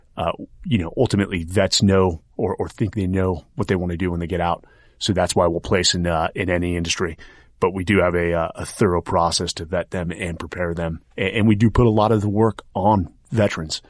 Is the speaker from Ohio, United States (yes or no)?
no; Atherton, California, United States; I was born and raised in Silicon Valley.